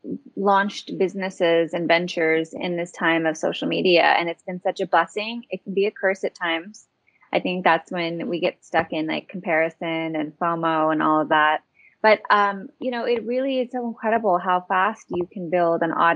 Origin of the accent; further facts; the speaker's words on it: United States; moved away as an adult; also born or lived in Hawaii / Utah; now in Los Angeles, United States; I grew up in Hawaii and in Utah in a conservative Mormon family